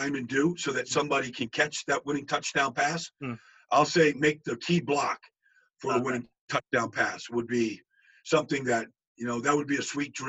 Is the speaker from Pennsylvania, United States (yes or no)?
yes; Pittsburgh, Pennsylvania, United States; I'm from Pittsburgh.